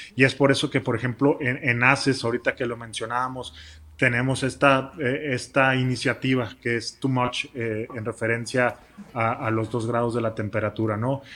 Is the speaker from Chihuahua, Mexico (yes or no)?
yes; Chihuahua, Mexico; somos de Chihuahua